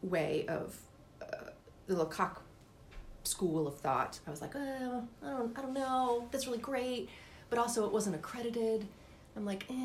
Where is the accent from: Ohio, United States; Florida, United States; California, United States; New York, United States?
Ohio, United States; Upper Arlington; we both are people from Ohio